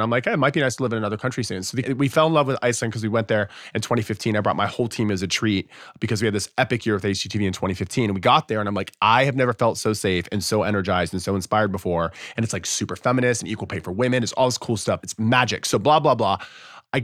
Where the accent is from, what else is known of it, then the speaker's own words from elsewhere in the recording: South Florida, United States; moved away; I was born and raised in South Florida, and I've always been obsessed with the idea of living somewhere where you can actually get cold weather because we never had that.